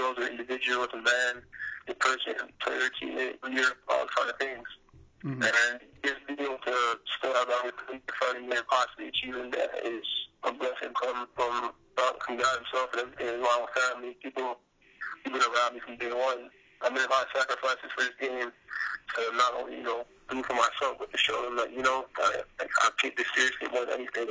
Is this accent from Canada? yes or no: yes; Toronto, Ontario, Canada; moved away; I'm from Toronto